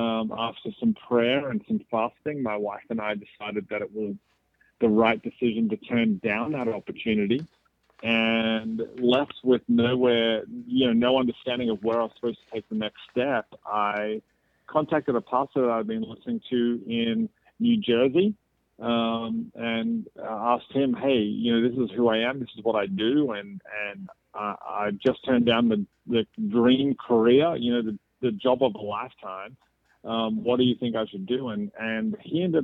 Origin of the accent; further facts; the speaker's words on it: Melbourne, Victoria, Australia; moved away as an adult; now in Atlanta, United States; my hometown, what I consider to be my hometown, is Melbourne, Australia. I'm from Australia. I lived in Australia for almost 35, 36 years of the first 36 years of my life